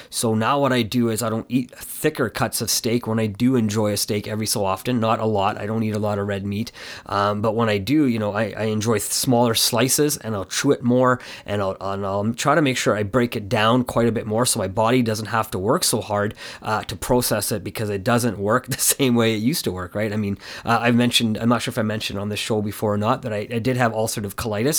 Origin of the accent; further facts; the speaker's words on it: Canada; my parents had moved from, uh, in, Ca, India to Canada, and my, and I was born here in Canada